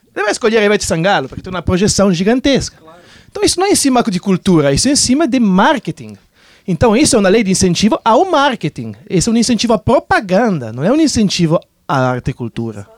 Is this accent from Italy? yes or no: yes; Italy; now in Brazil; eu, por exemplo, sou italiano